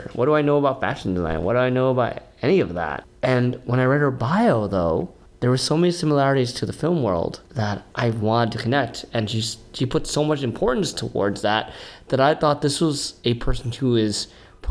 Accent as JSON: {"language": "English", "region": "New York", "country": "United States", "tie": "born or raised there", "said": "I'm from New York most of my life. Like I'm from Bed-Stuy"}